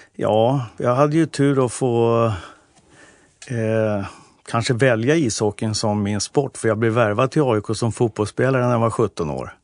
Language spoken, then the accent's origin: Swedish; Nynäshamn, Stockholm County, Sweden; now in Stockholm, Sweden; Jag är uppväxt i Nynäshamn